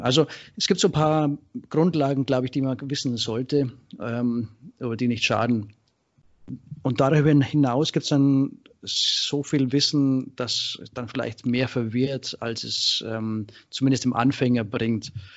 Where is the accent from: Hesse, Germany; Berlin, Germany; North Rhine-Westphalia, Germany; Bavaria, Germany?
Bavaria, Germany; Straubing; moved away as an adult; now in Thessaloniki, Greece; ich bin ursprünglich aus äh, Bayern, äh, äh, Ecke Straubing, Regensburg und äh, bin 2006 ausgewandert, der Liebe wegen nach Griechenland, äh, Thessaloniki.